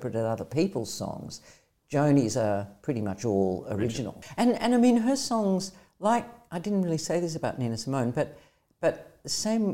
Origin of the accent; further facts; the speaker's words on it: Australia; moved away as an adult; also born or lived in London; I'll come back to Australia for a couple of months, make a bit of money and go back